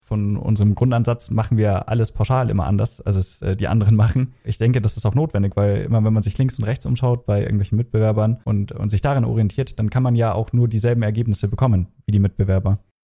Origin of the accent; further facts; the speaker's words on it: Regensburg, Bavaria, Germany; moved away as an adult; also born or lived in Kiel; now in Frankfurt, Germany; ich komme ursprünglich aus Regensburg